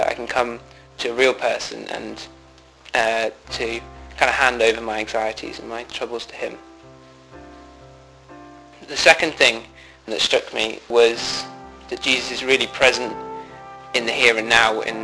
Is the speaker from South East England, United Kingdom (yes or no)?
yes; Banbury, South East England, United Kingdom; I'm from Banbury, which is in England